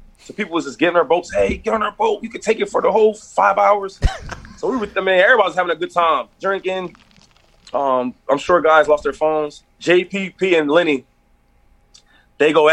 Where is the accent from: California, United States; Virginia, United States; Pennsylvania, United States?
Pennsylvania, United States; Harrisburg; I'm from Harrisburg